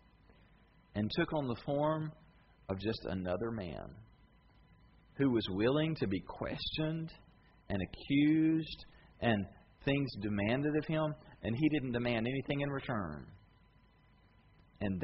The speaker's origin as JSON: {"language": "English", "country": "United States", "said": "I'm tickled to be an American"}